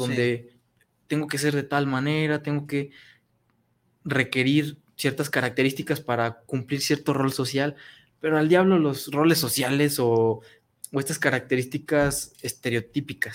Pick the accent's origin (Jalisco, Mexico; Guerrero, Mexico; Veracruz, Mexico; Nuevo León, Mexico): Jalisco, Mexico; San Julián; moved away as an adult; now in Guadalajara, Mexico; cuando me salí de mi pueblo, yo soy de San Julián, Jalisco, un hermoso pueblito